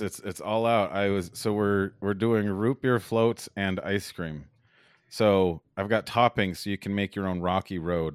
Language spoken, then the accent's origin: English; Las Vegas, Nevada, United States; also born or lived in Los Angeles; I'm from Las Vegas